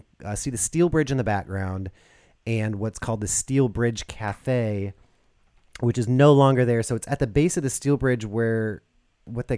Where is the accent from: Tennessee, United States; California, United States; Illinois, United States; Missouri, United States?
California, United States; Ontario; I grew up in Ontario